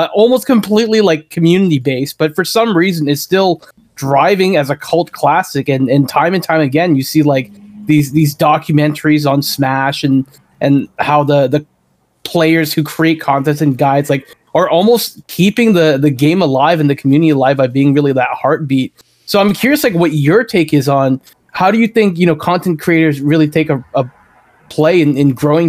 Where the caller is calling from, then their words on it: Toronto, Ontario, Canada; I'm calling from Toronto, Canada here.